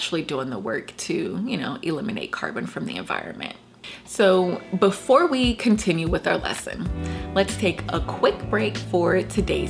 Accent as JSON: {"language": "English", "region": "Georgia", "country": "United States", "said": "my home state of Georgia"}